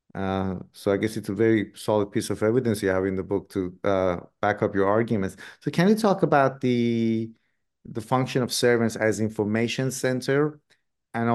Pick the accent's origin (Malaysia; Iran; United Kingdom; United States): Iran; moved away; I grew up in Iran myself